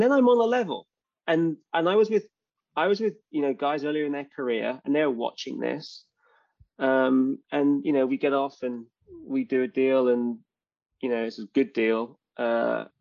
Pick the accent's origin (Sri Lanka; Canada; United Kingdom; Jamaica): United Kingdom; London; moved away as an adult; now in Bay Area, United States; I love London. It's like really my hometown